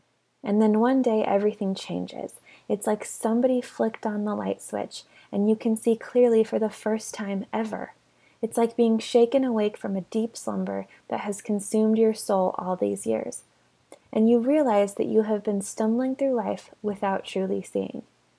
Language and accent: English; South Island, New Zealand; I grew up in the South Island of New Zealand, where Mormons were few and far between